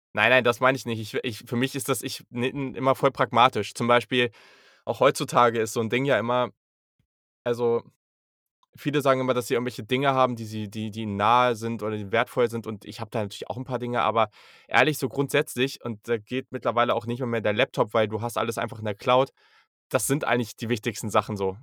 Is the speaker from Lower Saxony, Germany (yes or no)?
yes; Hanover, Lower Saxony, Germany; ich komme aus Hannover.